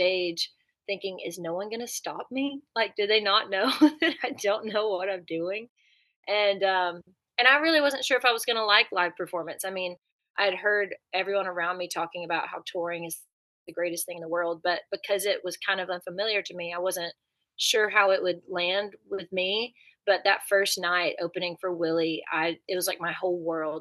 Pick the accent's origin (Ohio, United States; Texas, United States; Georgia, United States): Georgia, United States; Dawsonville; moved away as an adult; now in Nashville, United States; I grew up in Dawsonville, Georgia. My whole family is still there.